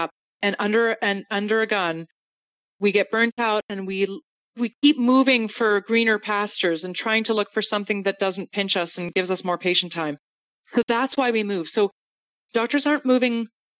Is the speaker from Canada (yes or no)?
yes; Canada; moved away as an adult; now in United States; As a Canadian